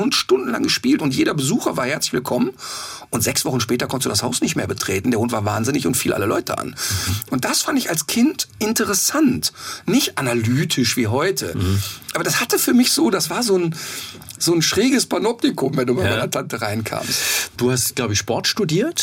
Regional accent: Ruhr area, North Rhine-Westphalia, Germany; moved away; ich könnte da nicht mehr leben, aber das ist meine Heimat und das spüre ich auch

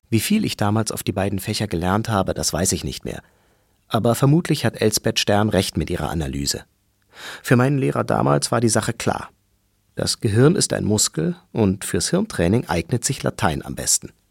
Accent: Karlsruhe, Baden-Württemberg, Germany; first language German; stamme aus Karlsruhe-Ruppur, einem wohlhabenden Viertel in einer reichen Stadt. In meiner Klasse saßen Kinder von Anwälten

